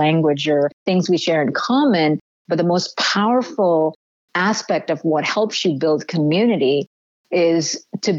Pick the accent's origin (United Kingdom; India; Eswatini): India; moved away; having been born and raised in India